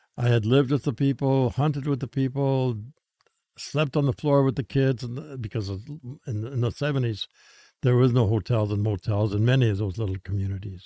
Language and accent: English; Prud'homme, Saskatchewan, Canada; I'm from Pruitt, Holmes, Saskatchewan